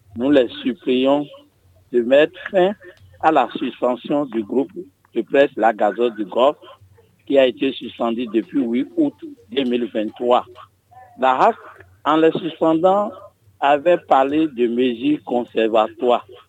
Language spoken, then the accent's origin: French; Ouidah, Atlantique, Benin; je suis, de Ouida.